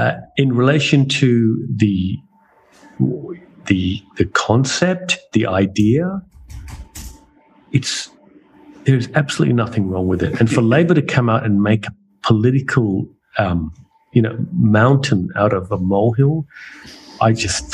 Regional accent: Australia; We are Australian, you know

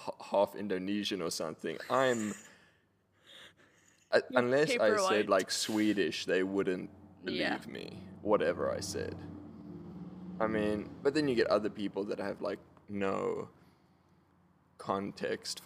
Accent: Knysna, Western Cape, South Africa; moved away; I'm African. I am familiar with elephants. I grew up in Knysna.

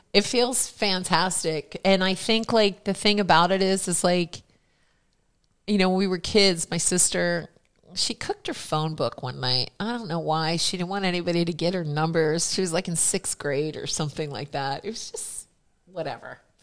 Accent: Philadelphia, Pennsylvania, United States; moved away; also born or lived in New Jersey; I was born in Philadelphia, grew up there

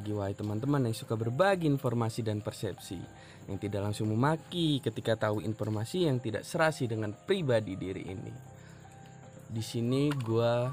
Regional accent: Lampung, Indonesia; karena di sini gue orang Lampung jadi nyebutnya kita orang tentang jin

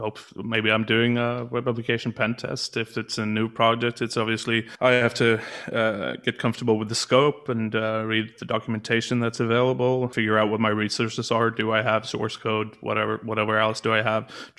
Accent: Gothenburg, Västra Götaland, Sweden; I was born in Gothenburg

